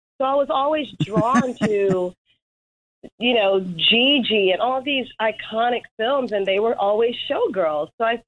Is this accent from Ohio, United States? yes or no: no; Marietta, Georgia, United States; moved away as an adult; also born or lived in Atlanta, Georgia; now in New York, United States; Okay, so I'm originally from Atlanta, Georgia. I grew up in the suburb in Marietta, Georgia.